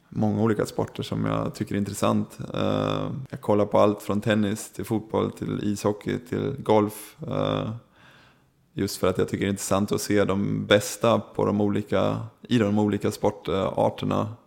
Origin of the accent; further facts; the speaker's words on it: Sweden; moved away as an adult; now in Germany; att få komma hem till sitt egna land